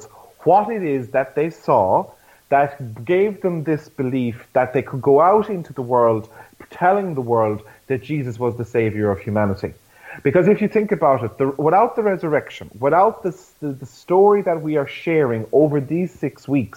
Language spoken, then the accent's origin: English; Ireland; as an Irish church and as Irish Catholics